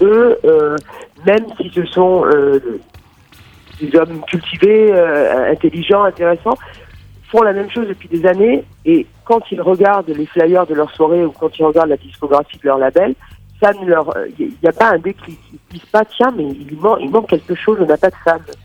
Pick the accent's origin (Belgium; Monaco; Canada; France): Monaco; now in Berlin, Germany; suis née à Monaco et je vis euh, à Berlin, en Allemagne